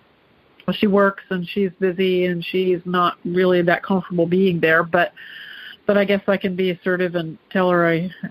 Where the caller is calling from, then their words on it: Clarksville, Ohio, United States; Clarksville, Ohio.